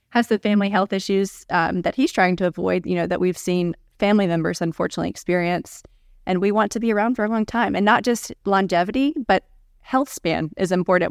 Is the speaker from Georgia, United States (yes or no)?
yes; Gainesville, Georgia, United States; I'm from Gainesville, Georgia.